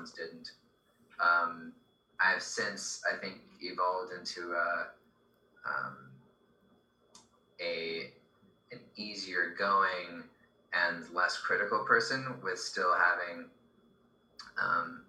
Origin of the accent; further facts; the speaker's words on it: Beverly Hills, California, United States; I grew up in Beverly Hills